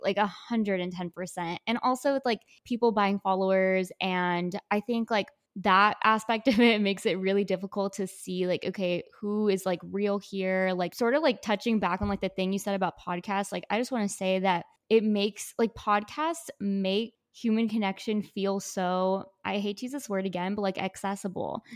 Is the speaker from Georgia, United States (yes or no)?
no; McAllen, Texas, United States; I am from McAllen, Texas, but currently a student at Texas A and M